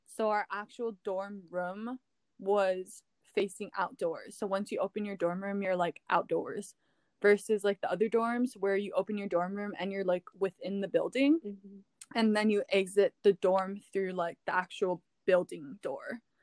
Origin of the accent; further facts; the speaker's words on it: Hawaii, United States; moved away as an adult; being born and raised in Hawaii, it's a huge part of like who I am